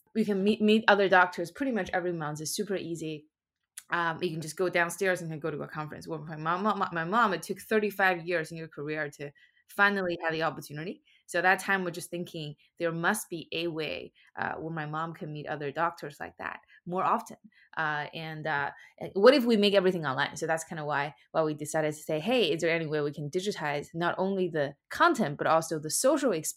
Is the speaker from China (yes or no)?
yes; China; moved away as an adult; now in United States; I was born and raised in China, and I moved to the US for college.